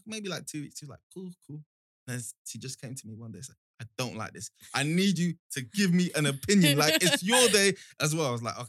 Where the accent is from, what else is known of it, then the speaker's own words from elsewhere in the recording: Nigeria; I'm Nigerian.